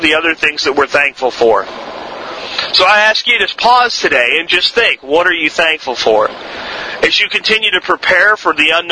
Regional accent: Florida, United States; accent: Florida accent; also born or lived in Pennsylvania; when I was a child, very young child, I'm talking kindergarten, first, second grade, and I moved from Pennsylvania to Florida with my family

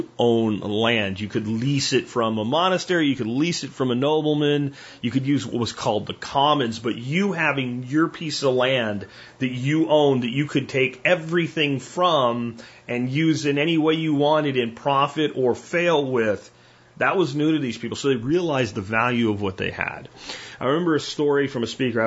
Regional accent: United States; this is my lineage as an American

